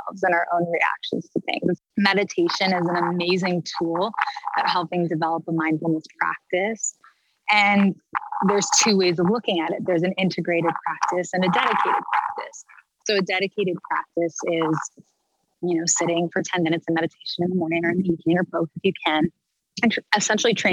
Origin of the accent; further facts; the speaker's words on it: Canada; moved away; I'm a Canadian girl at heart